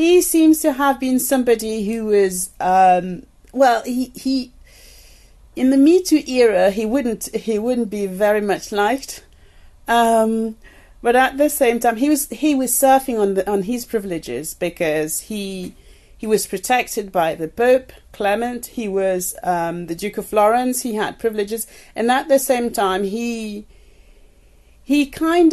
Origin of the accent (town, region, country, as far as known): Paris, Île-de-France, France; born or raised there; moved away; also born or lived in Cameroon